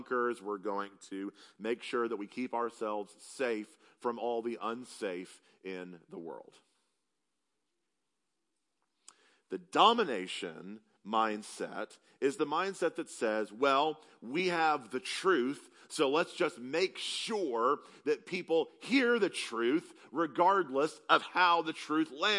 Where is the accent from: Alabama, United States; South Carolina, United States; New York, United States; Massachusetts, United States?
South Carolina, United States; moved away; I'm from South Carolina